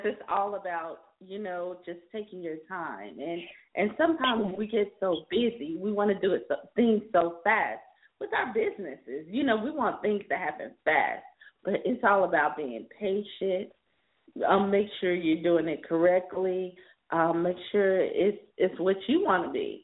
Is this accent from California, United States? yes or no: no; South Carolina, United States; now in Los Angeles, United States; from my home state of South Carolina